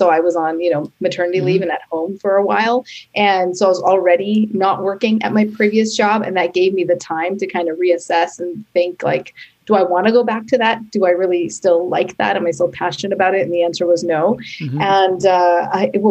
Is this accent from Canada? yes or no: yes; Canada; now in New York City, United States; I am Canadian, and I now live in New York City with my husband and son